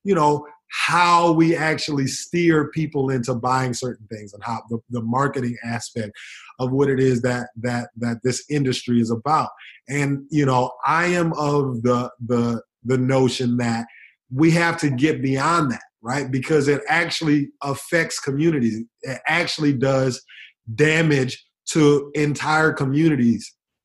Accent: United States

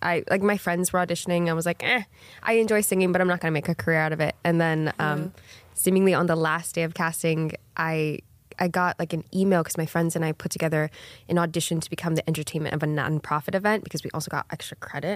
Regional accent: Hawaii, United States; I went to an all Hawaiian school and like mm-hmm. born and raised on the island

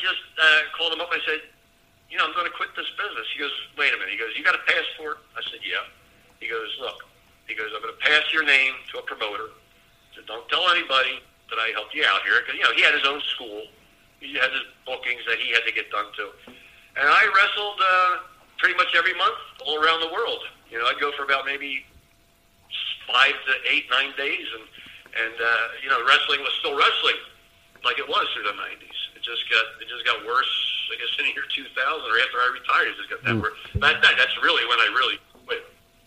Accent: Philadelphia, Pennsylvania, United States; I worked against them again in the Philadelphia Spectrum in my hometown

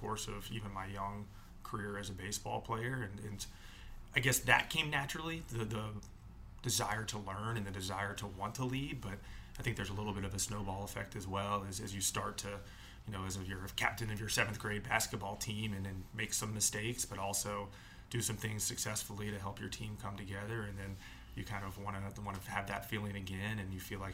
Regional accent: Atlanta, Georgia, United States; growing up in Atlanta

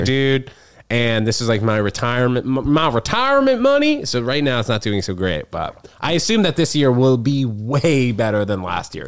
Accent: New York, United States; growing up in New York

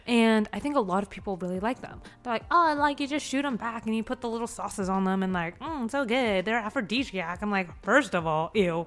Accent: San Diego, California, United States; now in Seattle, United States; I'm coming from San Diego. I'm coming from like growing up in Southern California

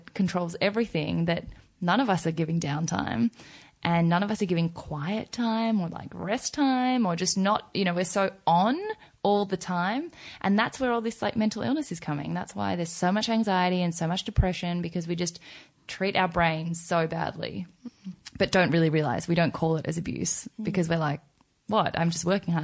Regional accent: Australia; also born or lived in South Korea; I've grown up as an Australian in my mind, like I'm such a country bumpkin Australian

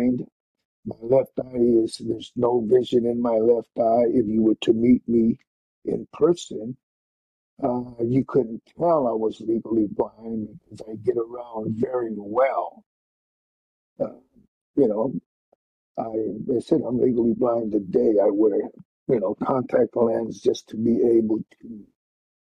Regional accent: Yuma, Arizona, United States; I was a teenager growing up in Yuma

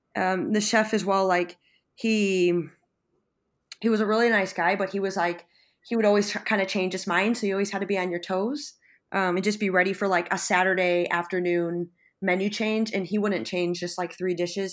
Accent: Buffalo, New York, United States; moved away as an adult; now in San Sebastian, Spain; from Buffalo, New York, and I'm currently working and living in San Sebastian, Spain

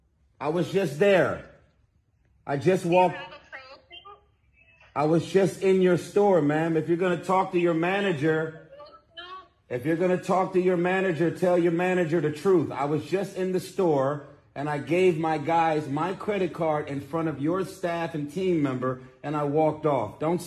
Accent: Los Angeles, California, United States; I'm from South Central, so you open your door and you look to the left and the right.

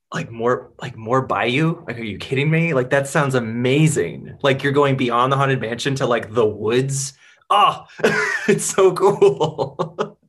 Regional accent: Seattle, Washington, United States; I'm from Seattle

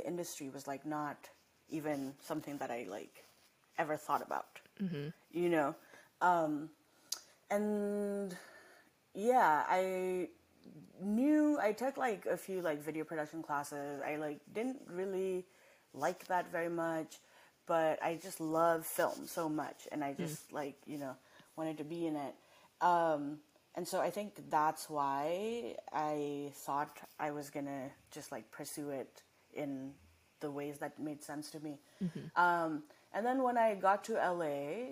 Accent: Nepal; also born or lived in Massachusetts, United States; now in Los Angeles, United States; I didn't grow up here. And I grew up in Nepal, and then I came here

